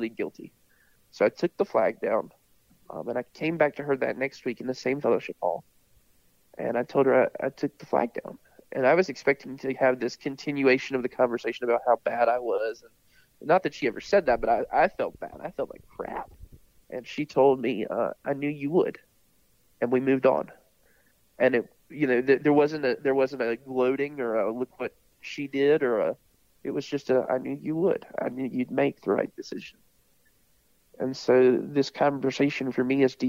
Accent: Statesville, North Carolina, United States; I was growing up in Statesville

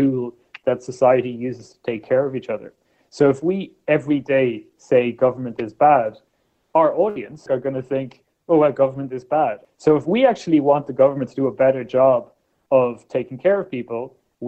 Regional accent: Ireland; I was born in Ireland in the 1980s

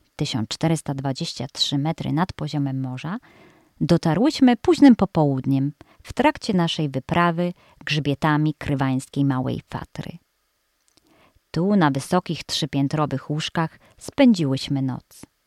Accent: Greater Poland, Poland; moved away; W Wielkopolsce, skąd pochodzę

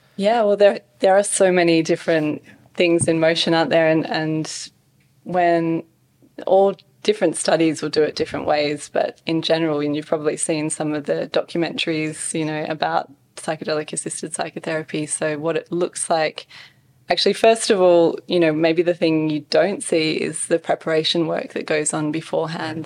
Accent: Western Australia, Australia; also born or lived in Scotland / Perth, Australia; grow up in a small country town, you know, small school

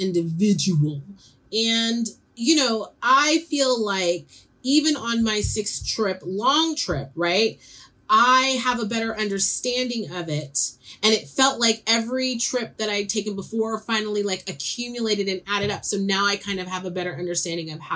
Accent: San Francisco, California, United States; I'm growing up in San Francisco

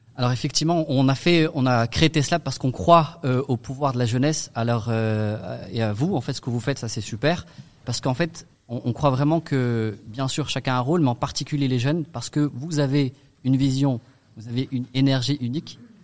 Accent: Strasbourg, Grand Est, France; also born or lived in Paris / Lyon / Middle East; je suis né ici à Haute-Pierre et surtout j'ai grandi

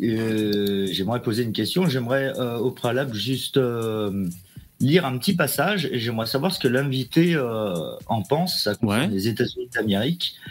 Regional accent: France; je suis français.

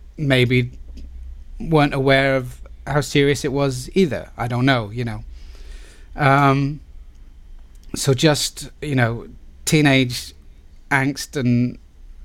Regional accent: Plymouth, South West England, United Kingdom; I was from Plymouth and people from Plymouth don't do those things

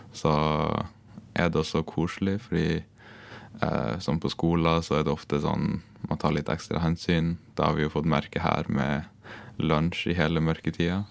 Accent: Gratangen, Troms, Norway; jeg er fra Grattangen i uh, Troms

